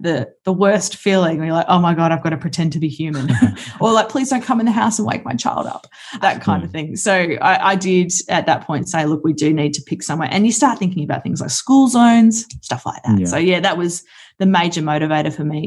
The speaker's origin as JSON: {"language": "English", "town": "Brisbane", "region": "Queensland", "country": "Australia", "tie": "born or raised there", "also_born_or_lived": "Kalgoorlie", "moved": "as an adult", "said": "I grew up in Brisbane"}